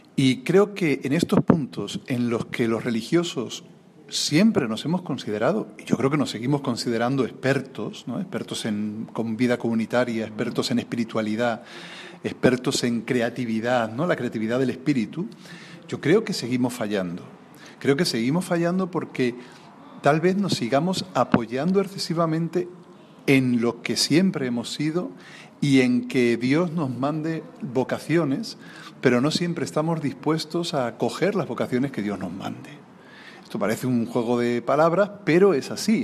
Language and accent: Spanish; Alcázar de San Juan, Castilla-La Mancha, Spain; en el lugar donde yo nací, en Alcázar de San Juan